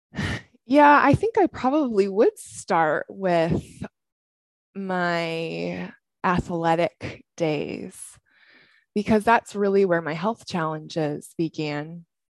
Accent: Washington, United States; moved away as an adult; also born or lived in Southern California; I'm originally from Washington State. I came down to Southern California to run track.

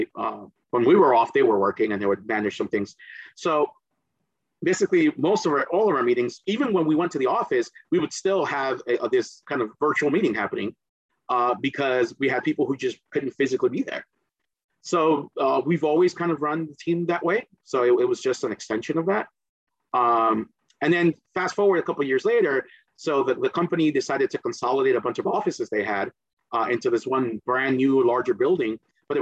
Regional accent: New Jersey, United States; accent: Jersey; first language Spanish; English is a second language; also born or lived in Caribbean; I got here when I was eight going on nine

